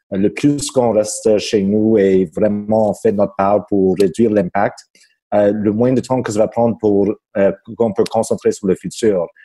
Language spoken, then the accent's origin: French; Quebec, Canada; accent: québécois; Je pas le temps de, euh, de mettre l'effort sur mon bas accent québécois.